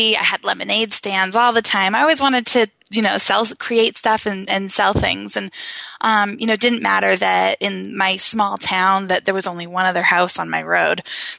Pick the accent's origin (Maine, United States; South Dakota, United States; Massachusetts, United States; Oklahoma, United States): Maine, United States; I'm from Maine, just yes. like you. Yep. And so we bonded over that.